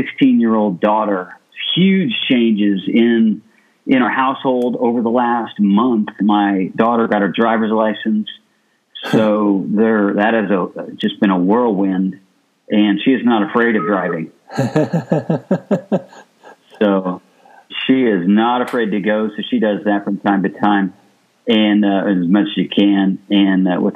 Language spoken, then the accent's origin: English; Illinois, United States; moved away as an adult; also born or lived in Florida; now in Dublin, United States; I'm originally from Illinois, a Midwesterner